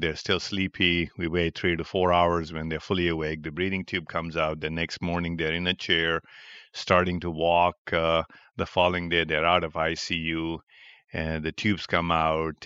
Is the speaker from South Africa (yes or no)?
no; Pakistan; moved away as an adult; also born or lived in New York, United States / Cleveland, United States; now in Chicago, United States; I was born in Pakistan and I had my uh, medical education in Pakistan